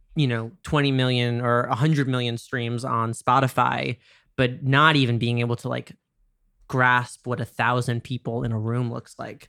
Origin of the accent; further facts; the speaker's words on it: New York, United States; I'm from New York